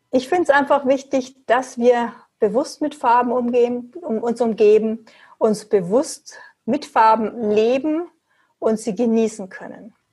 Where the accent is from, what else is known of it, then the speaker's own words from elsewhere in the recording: Munich, Bavaria, Germany; Ich komme aus München.